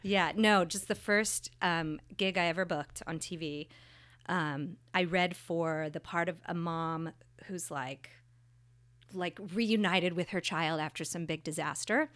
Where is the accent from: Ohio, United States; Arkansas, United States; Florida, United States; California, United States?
California, United States; Northern; I grew up in Northern California